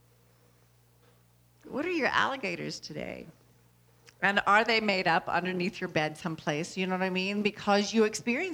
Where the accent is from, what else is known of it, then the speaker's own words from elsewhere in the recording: Louisiana, United States; I was born in Louisiana